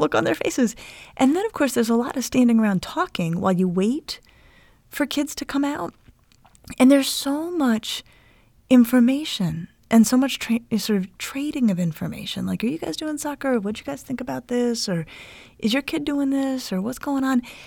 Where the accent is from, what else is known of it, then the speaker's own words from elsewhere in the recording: Denver, Colorado, United States; now in Cleveland, United States; centered in Denver, where I grew up.